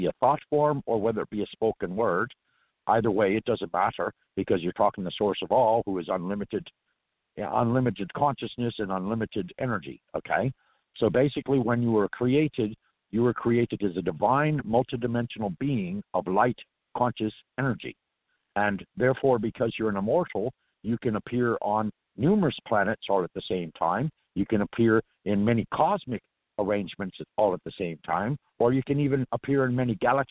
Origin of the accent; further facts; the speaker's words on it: California, United States; accent: Irish; also born or lived in New Orleans; I'm from California